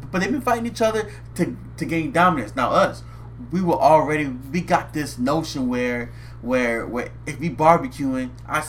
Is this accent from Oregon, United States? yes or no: no; New Orleans, Louisiana, United States; I'm going to tell you, man, I'm from New Orleans, right?